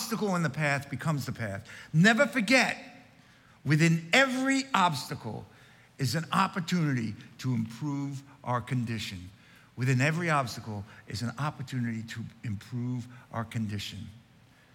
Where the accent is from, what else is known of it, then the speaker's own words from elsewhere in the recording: Long Island, New York, United States; When I was growing up on Long Island